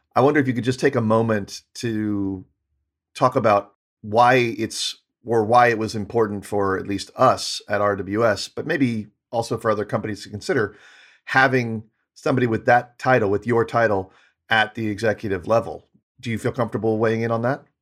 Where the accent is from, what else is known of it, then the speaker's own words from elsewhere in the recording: United States; as an American